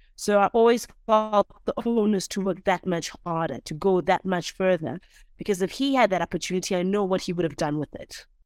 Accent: South Africa; also born or lived in Europe; I was born in a township, which is, you know, I come from South Africa

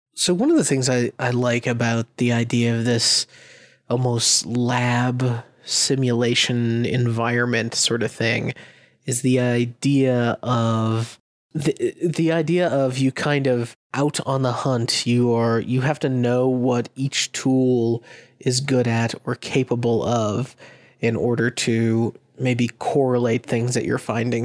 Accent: Massachusetts, United States; I'm from Massachusetts and we call ourselves the Commonwealth of Massachusetts

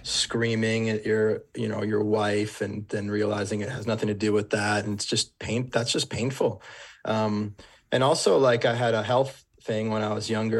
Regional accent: Warwick, Rhode Island, United States; moved away as an adult; I grew up in Rhode Island in the suburb, like, place called Warwick

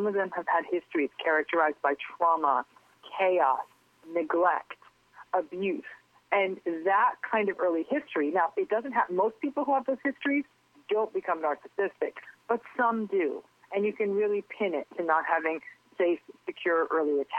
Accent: Connecticut, United States; also born or lived in Englewood, New Jersey / West New York, New Jersey; now in California, United States; I was born in Englewood, and I lived with my parents in West New York until I was, I think, like a year and a half, almost two, and then they moved to Connecticut.

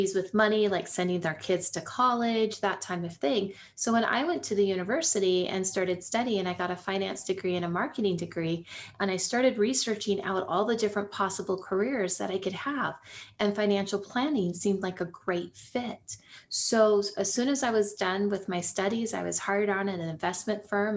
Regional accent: Silicon Valley, California, United States; I grew up actually near the poverty line in Silicon Valley

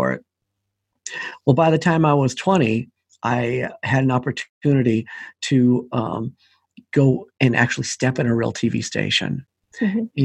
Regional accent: Portland, Oregon, United States; I grew up in Portland, Oregon, where I am right now.

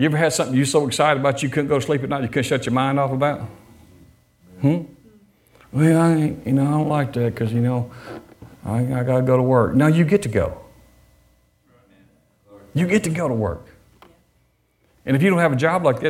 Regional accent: Detroit, Michigan, United States; I was born in Detroit

